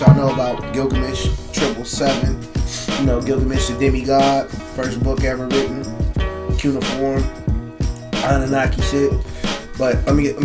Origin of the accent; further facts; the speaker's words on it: the Bay Area, California, United States; moved away as an adult; I'm from the Bay